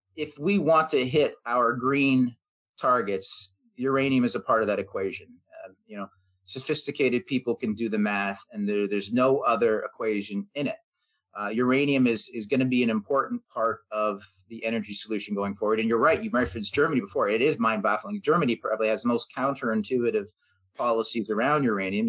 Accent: Canada; being a Canadian, being based here

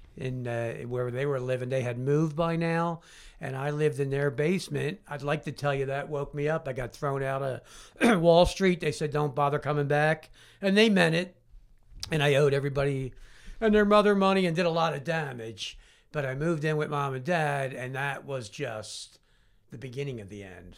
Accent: Philadelphia, Pennsylvania, United States; in a playground in Southwest Philadelphia, born and raised

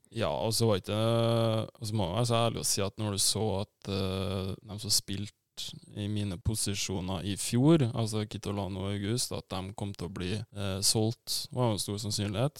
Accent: Trondheim, Trøndelag, Norway; moved away as an adult; also born or lived in Ålesund; now in Tromsø, Norway; da flytta vi til Byåsen. Mm. og der er jeg oppvokst

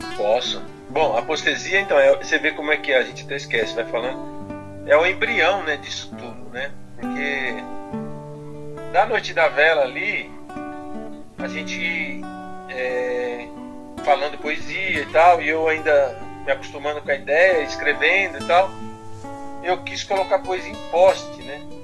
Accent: São Paulo, Brazil; A minha infância, eu vim aqui do Campo Limpo mesmo, sou morador do Campo Limpo, Campo Limpo, bairro Zona Sul de São Paulo

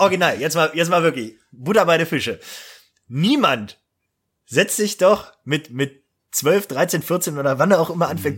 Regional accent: Eifel, Germany; ich bin auf eine neue Schule gekommen nach der Realschule und da äh, bei uns in Eifeld

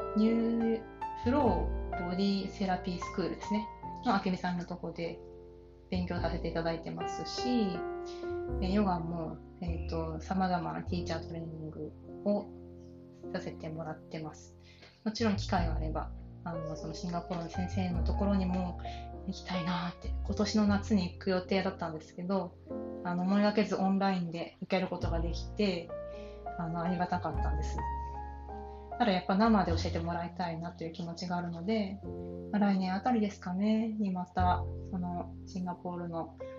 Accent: Kanto plain, Japan; 関東の平野で平凡なあの埼玉と鹿児島の人のハーフとして生まれで愛されて長女として育ち

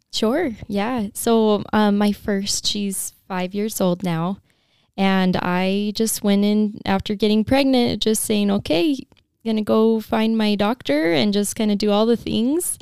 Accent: St. George, Utah, United States; I'm from Saint George. I grew up here and have lived here my whole life

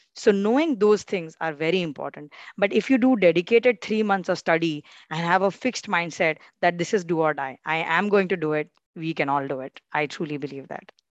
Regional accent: India; we are competing as Indian law students

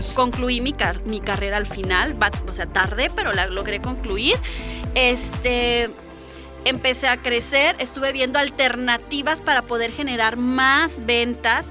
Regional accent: Álamo Temapache, Veracruz, Mexico; moved away as an adult; now in Xalapa, Mexico; Soy originaria de Álamo Temapache, que es una pequeña ciudad al norte del estado de Veracruz

